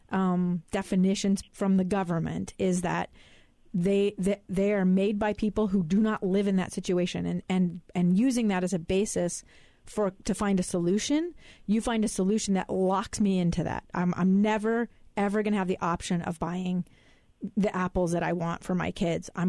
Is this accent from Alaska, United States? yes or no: yes; Alaska, United States; I know people who are that poor in my hometown of Alaska